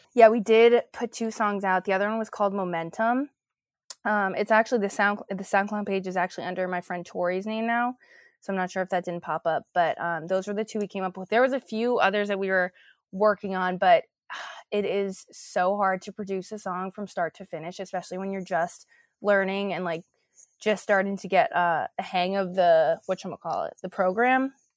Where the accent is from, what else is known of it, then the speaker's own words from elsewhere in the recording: New Jersey, United States; also born or lived in New York City, New York / Rutherford, New Jersey; I was actually born in New York City in Hell's Kitchen, um, but then quickly after I moved to New Jersey, Rutherford